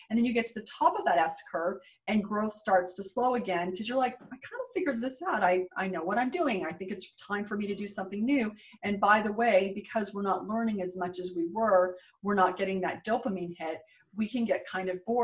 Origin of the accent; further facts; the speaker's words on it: West Coast, United States; now in New York, United States; Super scary to me because I grew up on the West Coast.